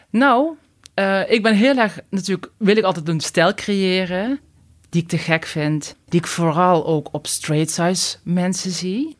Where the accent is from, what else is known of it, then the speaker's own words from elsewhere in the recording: Limburg, Netherlands; accent: Limburgish; moved away as an adult; now in Randstad, Netherlands; je hoort waarschijnlijk aan mijn accent wel dat ik Limburgse roots heb. Ehm, na 19 jaar Randstad heb ik nog steeds mijn accent